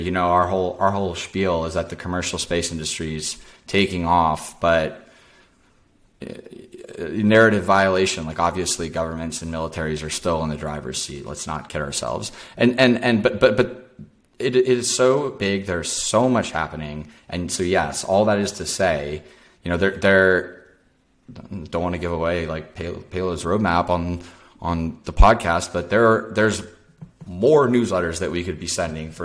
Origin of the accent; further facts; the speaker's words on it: Dallas, Texas, United States; now in Austin, United States; I grew up in Dallas